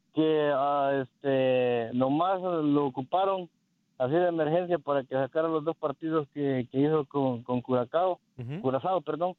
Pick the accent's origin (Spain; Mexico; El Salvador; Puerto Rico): El Salvador; now in Houston, United States; yo soy salvadoreño de Hueso Colorado